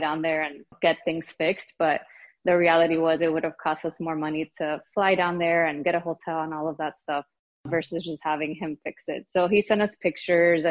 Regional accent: Miami, Florida, United States; moved away as an adult; now in Brooklyn, United States; I'm originally from Miami, Florida. My husband and I moved to Brooklyn, New York 4 years ago

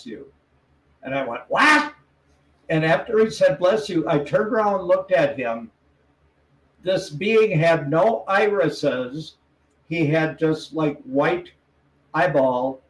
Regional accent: Wisconsin, United States; moved away; where I grew up in Wisconsin

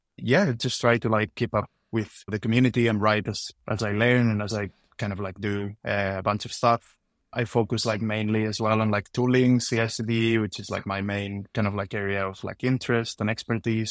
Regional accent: Spain; moved away as an adult; now in United Kingdom; I'm originally from Spain, but been living in the U K for the last nine years

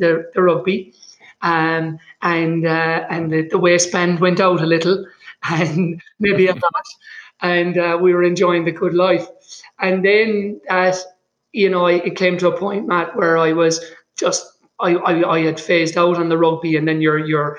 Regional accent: Limerick, Munster, Ireland; now in Boulder, United States; I grew up in Limerick in Ireland on the West Coast

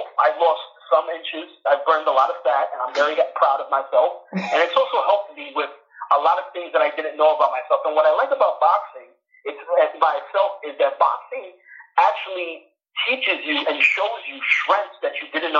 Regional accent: New York City, New York, United States; I was born and raised in New York City

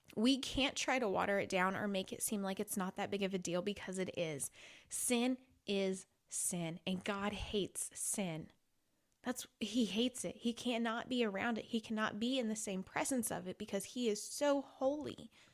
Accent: Illinois, United States; I grew up in Illinois

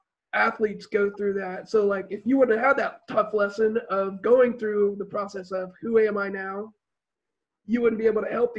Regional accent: Brazil; moved away as an adult; I grew up in Brazil, lived there for 10 years from like 8 to 18, so like that's all you do in Brazil is play soccer.

